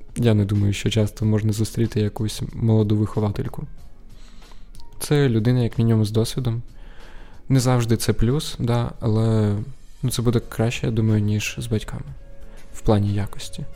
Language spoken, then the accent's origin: Ukrainian; Sumy, Sumy Oblast, Ukraine; я із Сум